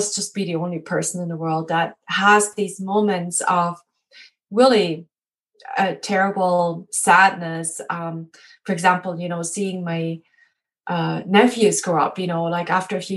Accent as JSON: {"language": "English", "country": "Germany", "moved": "yes", "said": "I'm actually originally from Germany"}